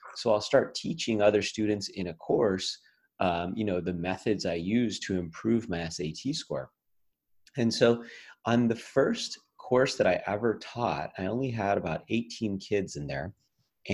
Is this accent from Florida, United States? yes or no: no; Las Vegas, Nevada, United States; my hometown of las vegas